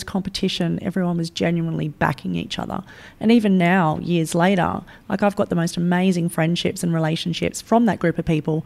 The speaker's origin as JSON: {"language": "English", "town": "Sydney", "region": "New South Wales", "country": "Australia", "tie": "born or raised there", "said": "I grew up in Western Sydney"}